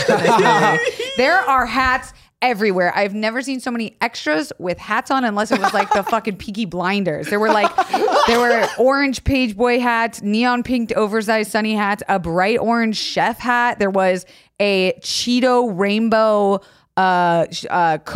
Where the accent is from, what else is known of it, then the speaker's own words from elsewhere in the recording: Tampa, Florida, United States; I grew up in Tampa